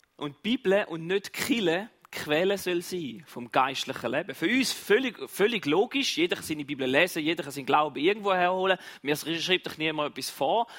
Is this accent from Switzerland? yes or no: yes; Switzerland; bei uns in der Schweiz